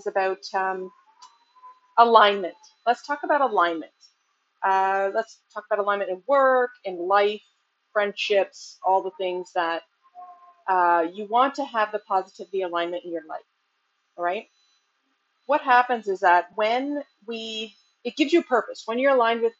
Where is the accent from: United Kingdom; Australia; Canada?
Canada; Ontario; here in Ontario, we go to grade 13